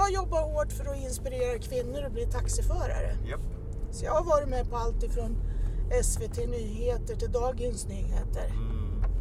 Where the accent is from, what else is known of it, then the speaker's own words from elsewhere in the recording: Hälsingland, Gävleborg County, Sweden; moved away as an adult; also born or lived in Casablanca, Morocco; jag är från Hälsingland